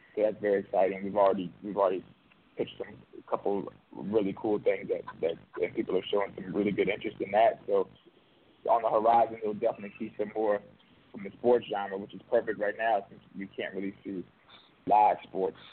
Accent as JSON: {"language": "English", "town": "New Orleans", "region": "Louisiana", "country": "United States", "tie": "born or raised there", "said": "I'm actually from New Orleans, so a lot of the stories are just stories that you know I've grown up"}